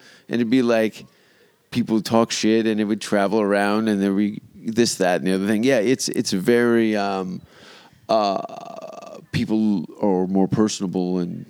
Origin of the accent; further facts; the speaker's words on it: Hamilton, Ontario, Canada; moved away; my hometown of Hamilton.